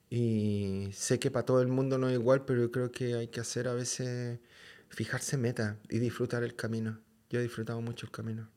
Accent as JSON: {"language": "Spanish", "country": "Chile", "moved": "yes", "said": "soy de Chile"}